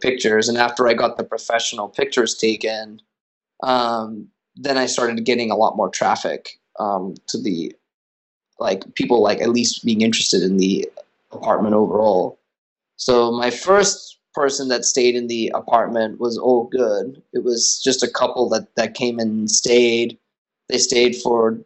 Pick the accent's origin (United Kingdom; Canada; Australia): Australia; also born or lived in United States; now in New York City, United States; I'm originally from Australia